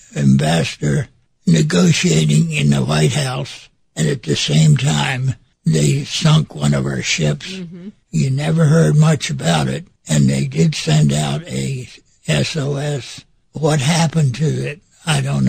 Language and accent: English; Seat Pleasant, Maryland, United States; also born or lived in Washington, D.C.; it's right outside of Washington, D.C., Sea Pleasant, Maryland. But I was born in Washington, D.C.